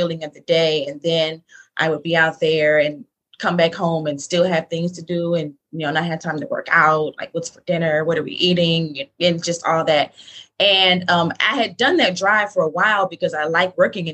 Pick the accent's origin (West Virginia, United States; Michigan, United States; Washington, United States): Michigan, United States; Detroit; moved away as an adult; now in Charlotte, United States; I am from Detroit. I live in Charlotte, North Carolina right now